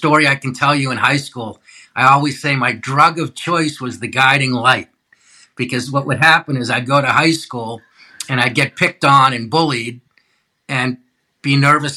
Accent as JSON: {"language": "English", "town": "Needham", "region": "Massachusetts", "country": "United States", "tie": "born or raised there", "said": "growing up in Needham, I was a pretty self-conscious kid"}